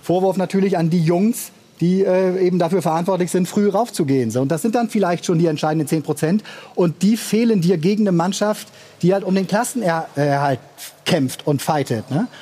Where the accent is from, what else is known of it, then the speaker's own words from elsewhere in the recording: Bremen, Germany; als Bremer